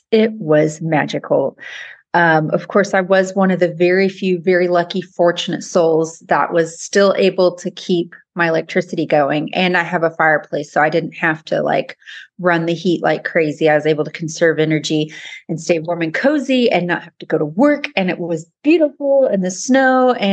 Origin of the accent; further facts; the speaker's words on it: Kemp, Texas, United States; from Kemp, Texas.